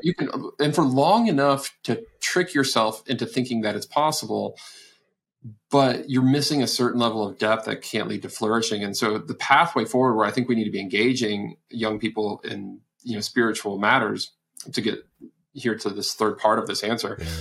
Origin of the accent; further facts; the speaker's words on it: Texas, United States; I'm from Texas, where where I met my wife at college